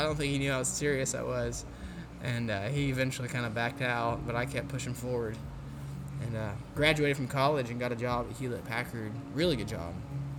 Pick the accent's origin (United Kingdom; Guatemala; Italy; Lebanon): Italy; Bologna, Emilia-Romagna; you know, I'm from Bologna, and, you know, went to college in Conway, Arkansas